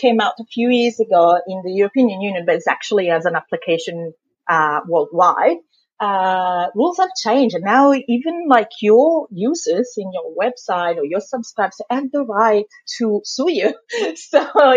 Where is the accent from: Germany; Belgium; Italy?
Italy; accent: thick Italian accent; moved away as an adult; also born or lived in London, United Kingdom; now in Melbourne, Australia; I'm from Italy originally.